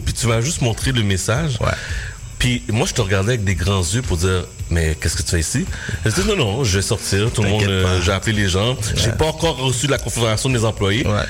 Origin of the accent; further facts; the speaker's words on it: Repentigny, Quebec, Canada; j'arrive à Repentini, dans mon patelin